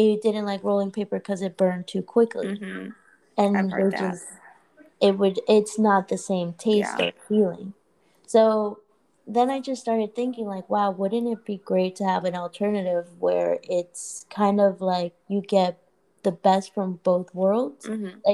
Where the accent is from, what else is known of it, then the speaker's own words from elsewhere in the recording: Puerto Rico; moved away; also born or lived in Orlando; I grew up in Puerto Rico, and in Puerto Rico, my dad, he's been in I guess the smoke shop business